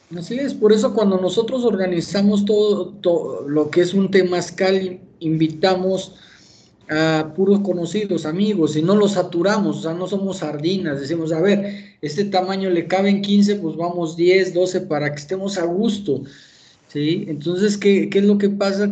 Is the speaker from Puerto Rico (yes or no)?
no; Durango, Mexico; ahí en mi tierra, en Durango, en Tierra Blanca